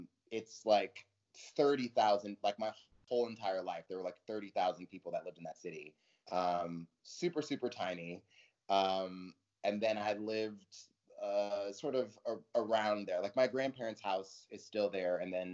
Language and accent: English; Montclair, California, United States; moved away as an adult; also born or lived in San Jose, California / New Orleans, Louisiana / Upland, California / San Francisco Bay Area; now in New York City, United States; my mom and I moved to Southern California with my grandparents. So that's really where I grew up.